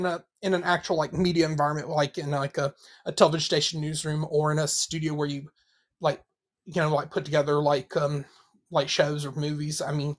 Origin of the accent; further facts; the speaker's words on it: Georgia, United States; I grew up here in Georgia.